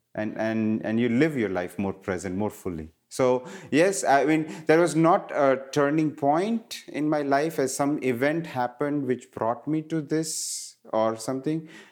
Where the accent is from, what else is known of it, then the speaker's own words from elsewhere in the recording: India; moved away; growing up in India, I was surrounded by Ayurveda